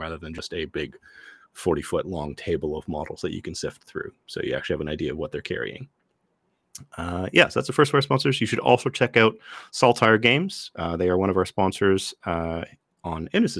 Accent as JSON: {"language": "English", "town": "Ottawa", "region": "Ontario", "country": "Canada", "tie": "born or raised there", "said": "here in my hometown of Ottawa"}